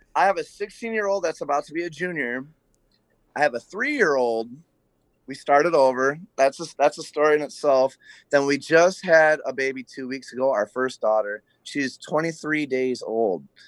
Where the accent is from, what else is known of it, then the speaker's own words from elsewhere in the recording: Flint, Michigan, United States; I was born in Flint, Michigan, the birthplace of General Motors.